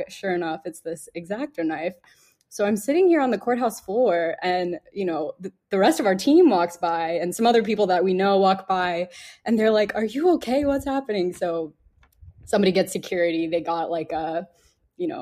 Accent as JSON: {"language": "English", "region": "Texas", "country": "United States", "moved": "yes", "said": "I'm from Texas"}